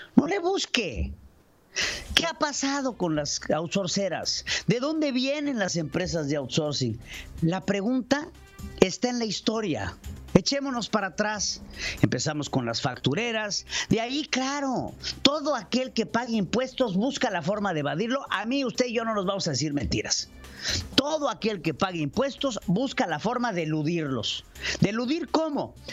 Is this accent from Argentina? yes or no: no; Mexico; nosotros tenemos que abrir los ojos como mexicanos